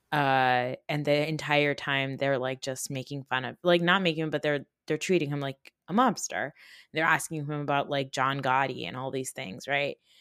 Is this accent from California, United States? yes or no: no; Northwest New Jersey, United States; also born or lived in Newark, New Jersey; we grew up in North Jersey, but we grew up in Northwest Jersey